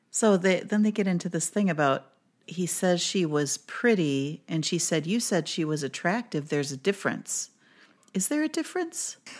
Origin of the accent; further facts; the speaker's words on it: Minnesota, United States; I'm from Minnesota